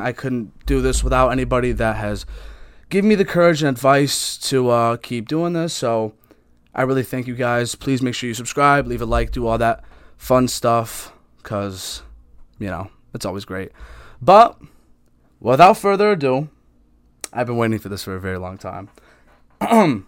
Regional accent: Connecticut, United States; I'm just Connecticut, everything. I could tell you everything about Connecticut

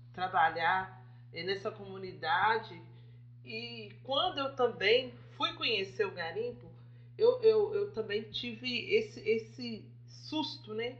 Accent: Nova Era, Minas Gerais, Brazil; nós somos mineiras aqui de Nova Era

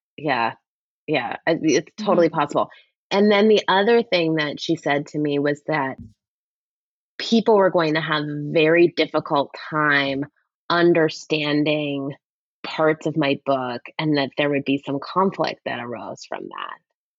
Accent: Canada; But, well, I'm Canadian, so I feel like we live in this sort of like, let's ask the tough questions world.

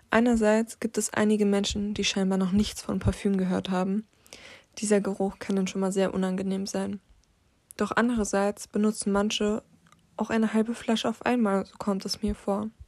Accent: Berlin, Germany; Aufgewachsen bin ich in Berlin-Neukölln. Doch dort habe ich es nicht ganz lange ausgehalten.

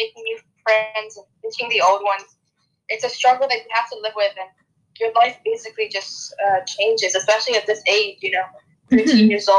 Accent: Italy; also born or lived in United Kingdom; I'm from Italy, as you said, yeah. I've lived most of my life in the UK, 9 years, exact.

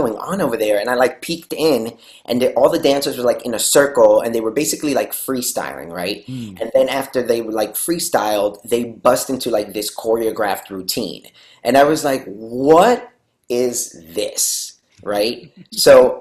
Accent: New York City, New York, United States; moved away as an adult; also born or lived in Lima, Peru; now in Los Angeles, United States; So I was born and raised in Lima, Peru. And then I was there till I was 7. And then I moved to New York City

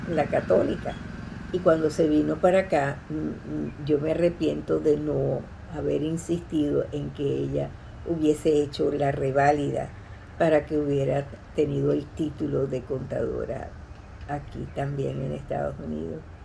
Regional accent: Caracas, Capital District, Venezuela; also born or lived in Tarrytown, New York; now in Coral Gables, United States; soy venezolana de Caracas

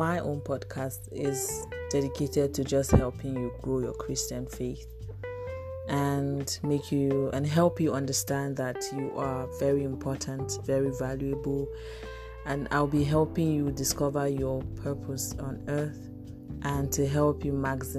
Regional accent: Ebonyi, Nigeria; I'm a Nigerian. I'm from Ebonyi State

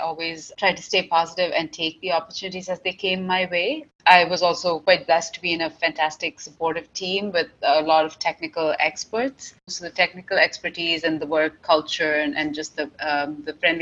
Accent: Dubai, United Arab Emirates; moved away as an adult; now in Canada; I grew up in Dubai, and I came to Canada when I was fairly young. So I came to Canada for my bachelor's degree at McMaster University

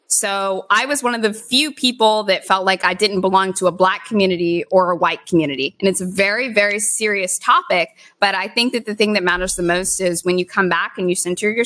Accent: Gloucester, Virginia, United States; moved away as an adult; now in Los Angeles, United States; I'm from Virginia. I'm from Southern Virginia, close to North Carolina. So in Gloucester, Virginia

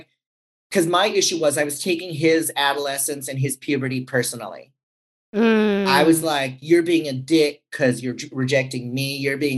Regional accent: San Francisco, California, United States; I'm from San Francisco.

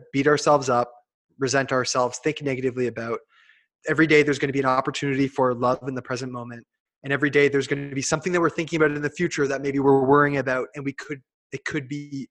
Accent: Hamilton, Ontario, Canada; I'm like Hamilton

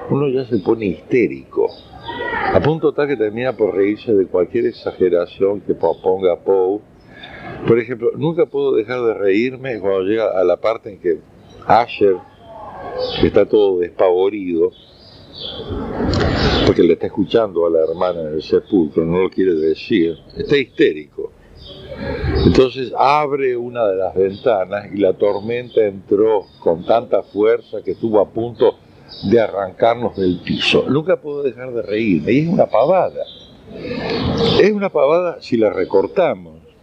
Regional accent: Unquillo, Córdoba, Argentina; also born or lived in Rosario; Eh, después ya me sacaron de ahí, me llevaron primero a Unquillo, provincia de Córdoba, y después a, ya nos quedamos con mamá

